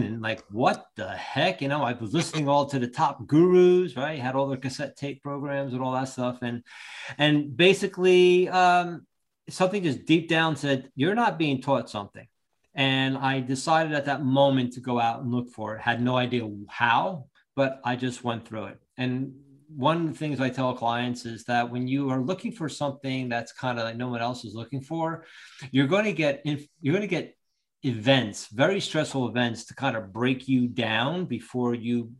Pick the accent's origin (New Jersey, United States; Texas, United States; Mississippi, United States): New Jersey, United States; Long Branch; also born or lived in Ocean Township, New Jersey; I originally grew up in Long Branch.